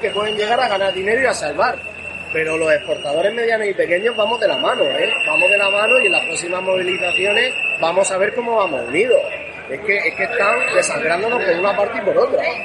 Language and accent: Spanish; Librilla, Region of Murcia, Spain; también soy agricultor de Librilla